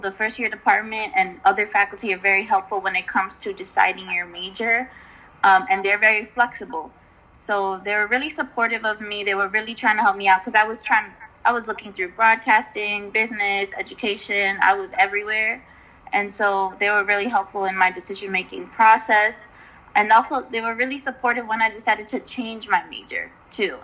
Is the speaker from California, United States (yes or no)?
no; Yonkers, New York, United States; moved away as an adult; now in Oswego, United States; I'm from Yonkers